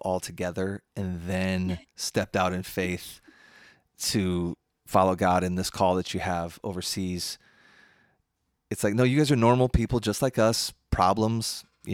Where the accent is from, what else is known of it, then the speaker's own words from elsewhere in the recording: United States; also born or lived in Madison; as a American in Madison in 2020